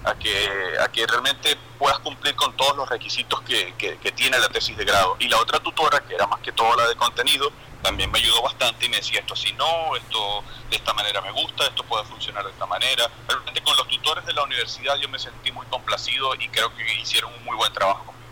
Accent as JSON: {"language": "Spanish", "country": "Venezuela", "moved": "yes", "said": "los que somos venezolanos y vivimos en el exterior"}